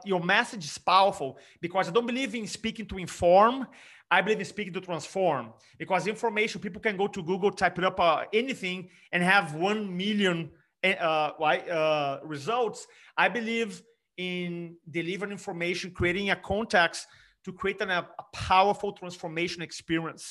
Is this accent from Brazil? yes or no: yes; Brazil; English is a second language; moved away as an adult; also born or lived in California; now in South Carolina, United States; English being my third language. I grew up in Brazil. I was 25 when I moved to America.